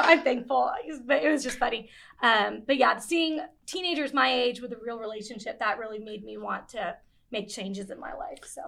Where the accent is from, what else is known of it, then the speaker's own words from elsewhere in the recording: Las Vegas, Nevada, United States; moved away as an adult; also born or lived in Japan / Tennessee; now in Kernersville, United States; he and my mom moved back to Las Vegas after I was, like, two years old. I grew up there.